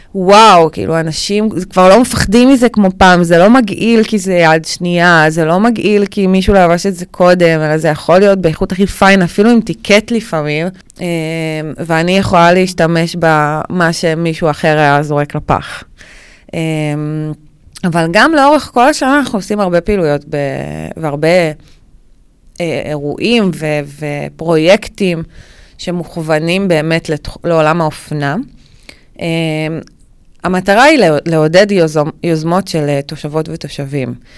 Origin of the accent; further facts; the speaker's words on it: Ne'ot Mordechai, Northern District, Israel; also born or lived in Florentin, Tel Aviv; now in Tel Aviv, Israel; במקור אני מקיבוץ, מקיבוץ נאות מרדכי בצפון, בעמק החולה